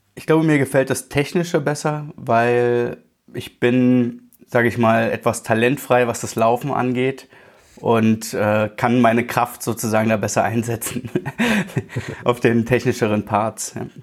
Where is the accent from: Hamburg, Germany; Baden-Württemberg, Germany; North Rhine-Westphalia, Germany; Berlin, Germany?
Berlin, Germany; moved away as an adult; now in Allgäu, Germany; ich bin tatsächlich in Berlin aufgewachsen, äh, 30 Jahre lang